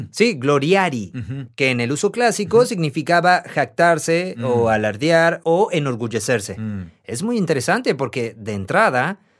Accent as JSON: {"language": "Spanish", "country": "Argentina", "said": "soy de Argentina."}